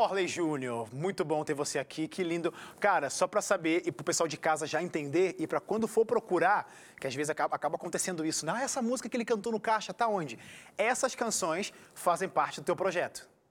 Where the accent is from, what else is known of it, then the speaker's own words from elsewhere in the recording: Rio de Janeiro, Brazil; Eu, como carioca, me senti em casa, porque eu sou da Zona Norte